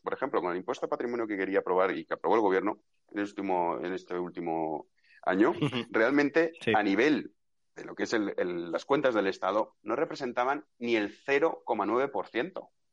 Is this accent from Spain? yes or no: yes; Valencian Community, Spain; yo por ejemplo soy valenciano